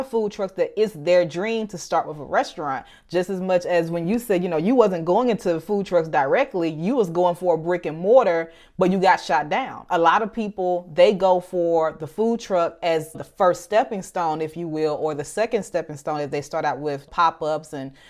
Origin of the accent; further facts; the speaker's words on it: Birmingham, Alabama, United States; my hometown of Birmingham, Alabama